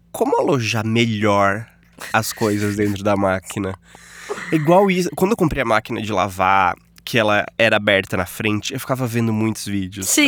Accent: Telêmaco Borba, Paraná, Brazil; Sou de Telemaco Borba, que Desa lança o desafio de pronunciar o nome da minha cidade de forma correta.

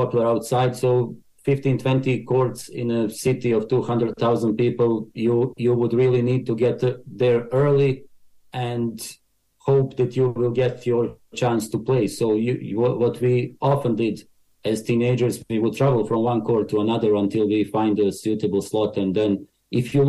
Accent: Banja Luka, Republika Srpska, Bosnia & Herzegovina; English is a second language; now in Ireland; I was born in former Yugoslavia, today's Bosnia, came to Ireland 20 years ago, maybe even longer.

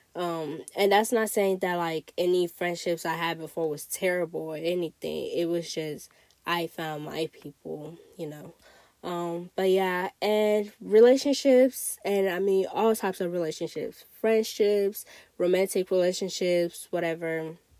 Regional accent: Togo; also born or lived in Ghana; now in United States; I grew up in Togo, but I spent, you know, I spent my life going back and forth to Ghana

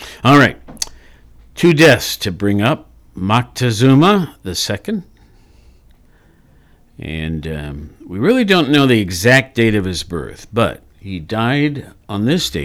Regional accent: Worthington, Ohio, United States; at a small print shop there in my hometown of Worthington

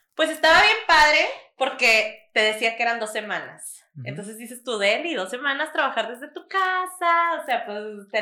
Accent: Mexico; now in Monterrey, Mexico; como mexicano, creo que nosotros somos muy dependientes como de nuestra familia

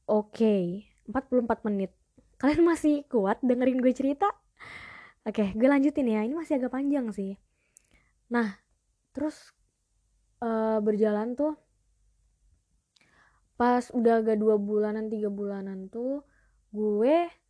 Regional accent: Palopo, South Sulawesi, Indonesia; now in Jakarta, Indonesia; Itu logat kampung gue di Sulawesi.

